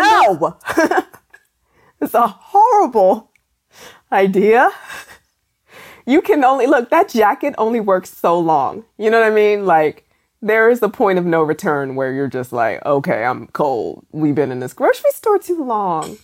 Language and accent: English; Maryland, United States; I'm from Maryland